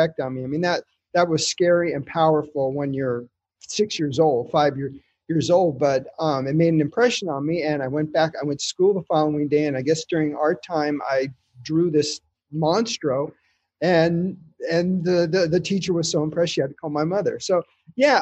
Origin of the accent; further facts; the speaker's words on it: Burbank, California, United States; I grew up in Burbank, California, not so far from the Disney studios.